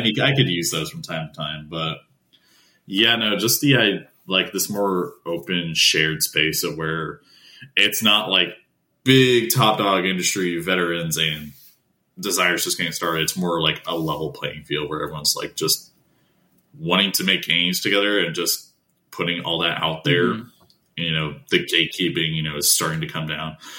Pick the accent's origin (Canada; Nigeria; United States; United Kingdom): United States; Appalachia; I grew up in Appalachian region originally, like near that region